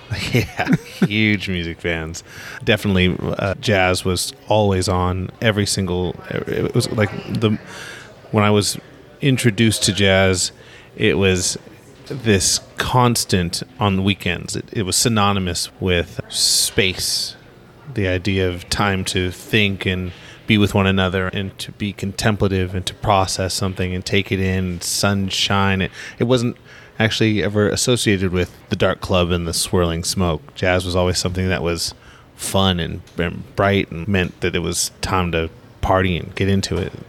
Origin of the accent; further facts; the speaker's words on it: Los Angeles, California, United States; I grew up in Los Angeles